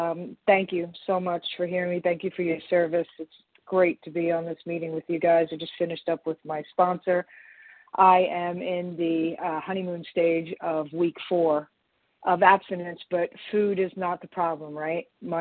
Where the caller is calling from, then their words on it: Long Island, New York, United States; I'm sorry, I'm calling from Long Island, New York.